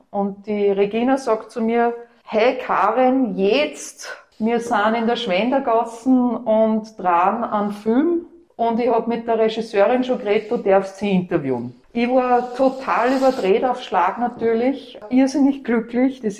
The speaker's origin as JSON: {"language": "German", "region": "Upper Austria", "country": "Austria", "moved": "yes", "lives_now": "Vienna, Austria", "said": "Und als Wienerin, also Oberösterreicherin, die zugewandert ist, interessiert man sich natürlich speziell für seine Stadt, Historie auch."}